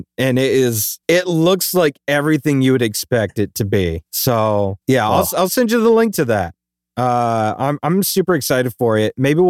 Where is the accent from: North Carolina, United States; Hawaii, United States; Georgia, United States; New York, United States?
Hawaii, United States; That was something we had growing up in Hawaii, and it was just like, literally, it was like milk caps.